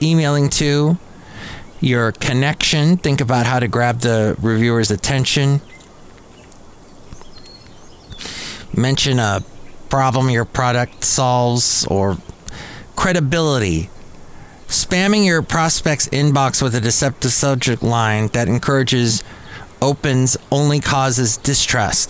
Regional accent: Southern California, United States; I grew up in Southern California

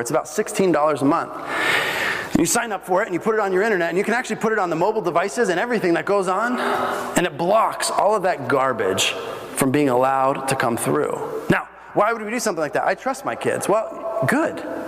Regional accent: Bolivia; moved away; I grew up in Bolivia, and we had uh, walls all the way around our house.

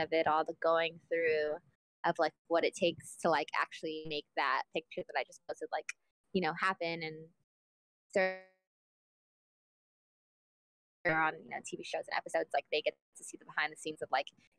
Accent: Inland Empire, California, United States; moved away as an adult; now in Los Angeles, United States; I'm from the Inland Empire. I've lived downtown LA for like 3 years

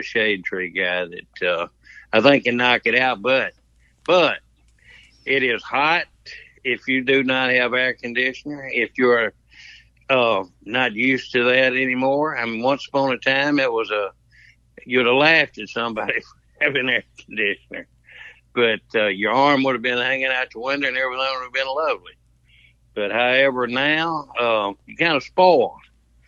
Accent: Mississippi, United States; So that's where we came in together because we're both from the Tupelo, Pontotoc area, Taco Polo.

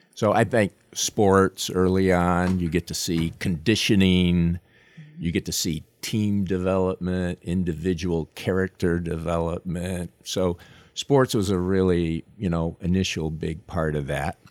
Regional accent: Long Island, New York, United States; moved away; I wasn't born there, but I grew up there

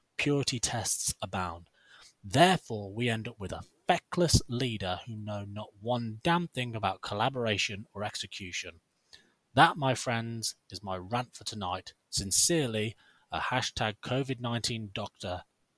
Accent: United Kingdom; we're British.

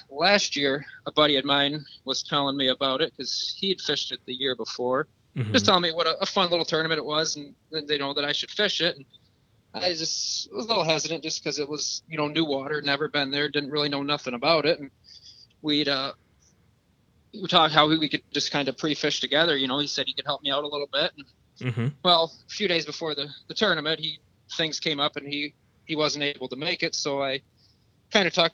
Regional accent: Port Hope, Michigan, United States; now in Harbor Beach, United States; I grew up in Port Hope my whole life

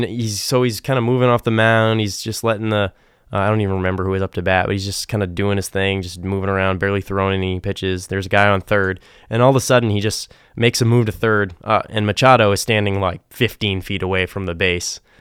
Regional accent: New England, United States; growing up in New England

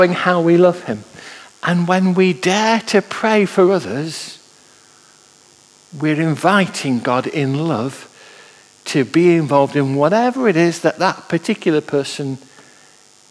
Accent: Manchester, North West England, United Kingdom; I was brought up in Manchester, and I can remember as a lad being taken into Manchester

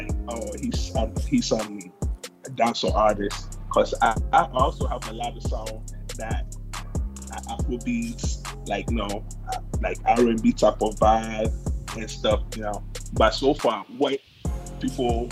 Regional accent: Ghana; moved away; also born or lived in United States; I was born in the United States. Both parents are Ghanaian. So I was raised in Ghana.

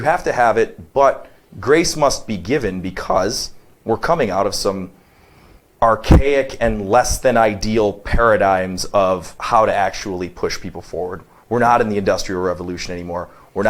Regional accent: Detroit, Michigan, United States; moved away; I'm from Detroit

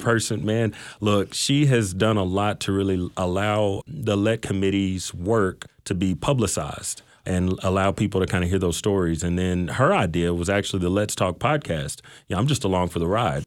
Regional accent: Mesquite, Texas, United States; I grew up in Mesquite

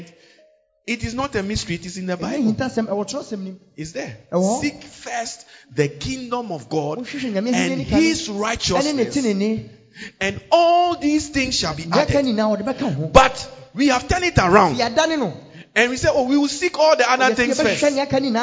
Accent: Ghana; So we are Ghanaian.

